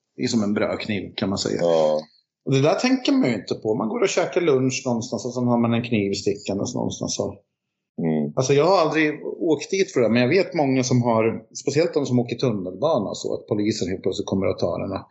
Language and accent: Swedish; Finland; now in Sweden; jag är ju finne